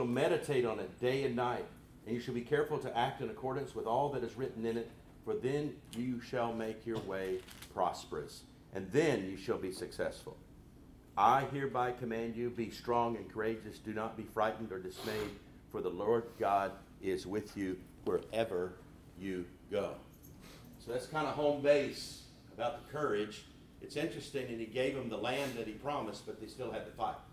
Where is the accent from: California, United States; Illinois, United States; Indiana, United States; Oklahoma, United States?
Oklahoma, United States; we're both from Oklahoma